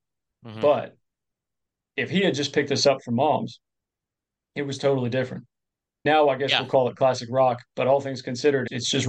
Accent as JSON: {"language": "English", "region": "Florida", "country": "United States", "tie": "born or raised there", "also_born_or_lived": "Clearwater, Florida", "said": "So I was born in Clearwater, Florida, basically grew up more formatively in Lake County, a little further north."}